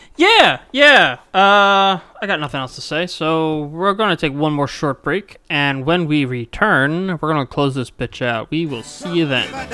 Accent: Mississippi, United States; I was born in Mississippi.

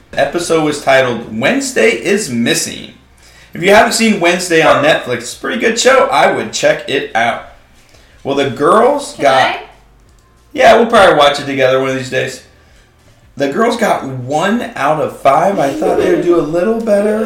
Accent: Oregon, United States; moved away; My home state of Oregon

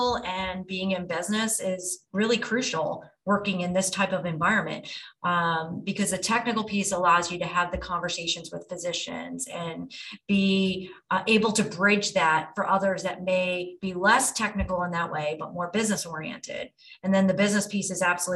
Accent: United States; moved away as an adult; also born or lived in New Jersey; now in Atlanta, United States; I'm in Atlanta now, but at the time I grew up in New York and New Jersey

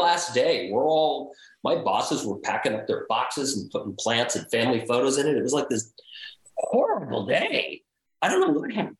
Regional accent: Los Angeles, California, United States; I grew up around Hollywood.

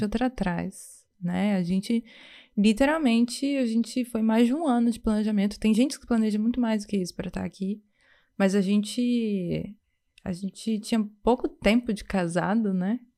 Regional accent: Vitória, Espírito Santo, Brazil; moved away as an adult; now in Montreal, Canada; A gente vem do Brasil, mais especificamente de Vitória, no Espírito Santo

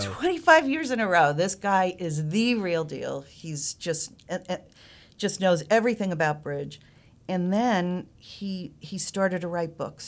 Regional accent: Northeast, United States; moved away as an adult; now in North Carolina, United States; I'm originally from the Northeast

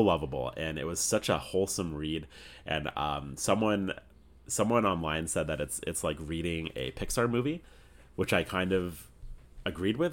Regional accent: Canada; being Canadian

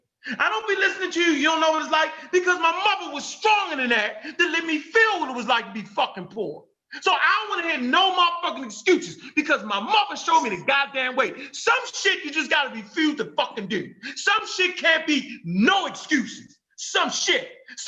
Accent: Baltimore, Maryland, United States; I was born on Edna Street

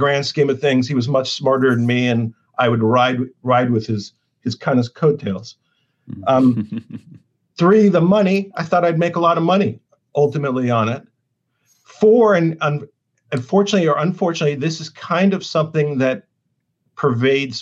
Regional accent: Los Angeles, California, United States; I'm from California, LA, and it's car culture

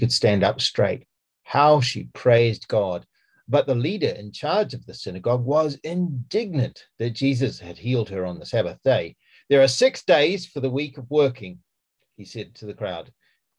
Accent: New Zealand; accent: Kiwi; now in Gloucestershire, United Kingdom; I have a Kiwi accent

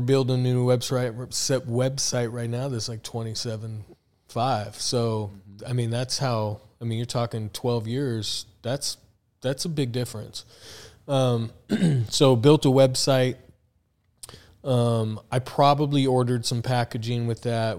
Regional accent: Tucson, Arizona, United States; also born or lived in Phoenix; came to Phoenix because I'm from Tucson

